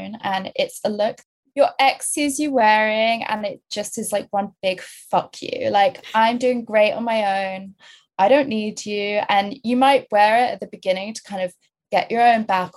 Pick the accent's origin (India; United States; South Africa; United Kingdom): United Kingdom; I'm British